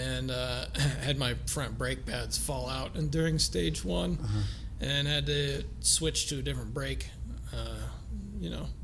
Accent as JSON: {"language": "English", "region": "Missouri", "country": "United States", "moved": "as an adult", "lives_now": "Denver, United States", "said": "I'm originally from Missouri"}